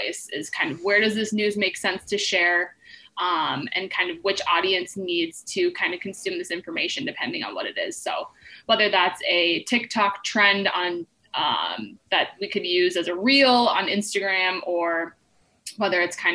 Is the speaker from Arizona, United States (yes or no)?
no; Bloomington, Minnesota, United States; I grew up in Minnesota. I'm originally from Bloomington.